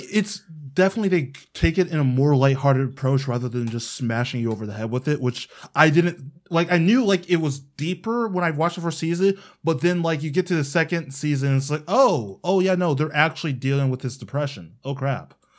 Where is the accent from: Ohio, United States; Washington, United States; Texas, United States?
Ohio, United States; my home state